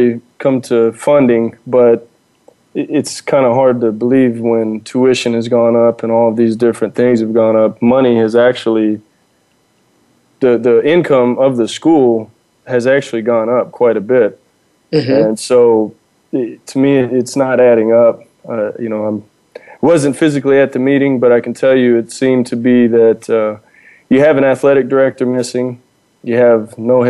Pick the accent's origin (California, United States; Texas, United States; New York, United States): Texas, United States; Dallas; now in Idabel, United States; originally I'm from Dallas, born and raised in Dallas and around Dallas